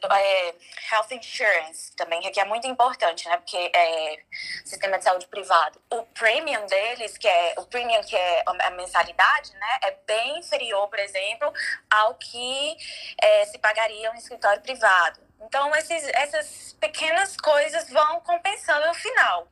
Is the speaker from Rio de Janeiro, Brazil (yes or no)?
no; João Pessoa, Paraíba, Brazil; moved away as an adult; now in United States; eu sou de João Pessoa